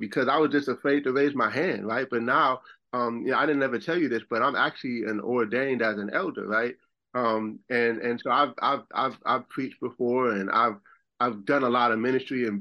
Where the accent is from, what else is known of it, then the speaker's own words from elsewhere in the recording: Buffalo, New York, United States; moved away as an adult; also born or lived in Rochester, New York; now in South Carolina, United States; I'm from Buffalo, and I lived in Rochester, New York, but I ended up moving to South Carolina.